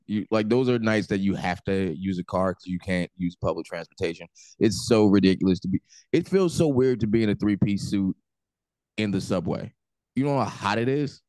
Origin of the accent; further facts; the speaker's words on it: New Jersey, United States; I'm the dude from Jersey that drinks